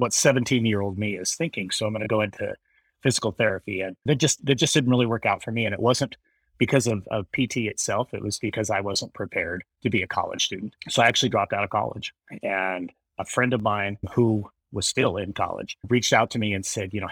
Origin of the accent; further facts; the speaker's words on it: Wyoming, United States; moved away as an adult; also born or lived in Kingman, Arizona; we moved back to my home state of Wyoming